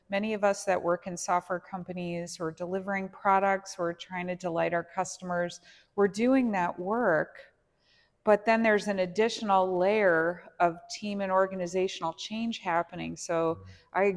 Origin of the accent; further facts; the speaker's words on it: Los Angeles, California, United States; And yeah, I'm from the Los Angeles area